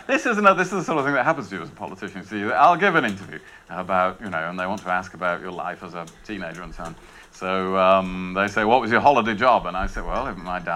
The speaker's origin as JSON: {"language": "English", "area": "Rother Valley", "region": "Yorkshire and the Humber", "country": "United Kingdom", "said": "from the Rother Valley"}